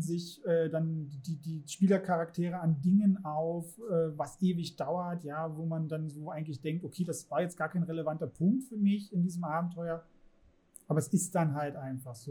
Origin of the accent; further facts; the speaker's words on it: Germany; in unserer Gesellschaft, Kultur, in der wir jetzt hier leben, als Deutsche